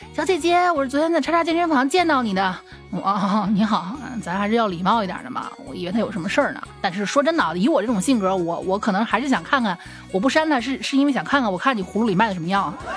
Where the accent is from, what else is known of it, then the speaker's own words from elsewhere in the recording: Xi'an, Shaanxi, China; 我们西安这边